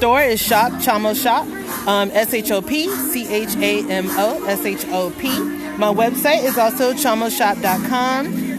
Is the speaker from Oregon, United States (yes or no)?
no; Atlanta, Georgia, United States; I'm from Atlanta